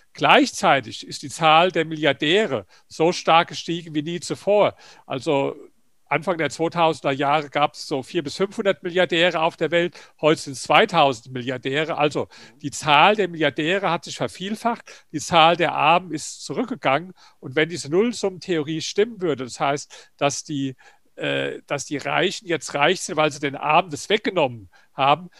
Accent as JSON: {"language": "German", "country": "Germany", "said": "bei uns in Deutschland"}